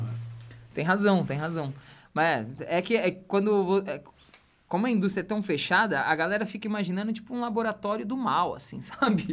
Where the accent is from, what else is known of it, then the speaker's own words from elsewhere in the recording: São Paulo, Brazil; eu nasci e fui criei, criado em São Paulo, no meio de uma avenida